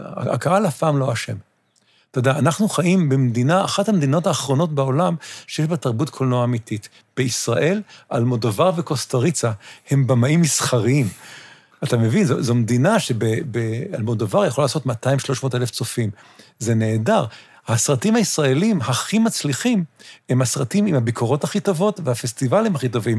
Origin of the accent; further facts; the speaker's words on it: New York, United States; now in Israel; אני גדלתי בניו יורק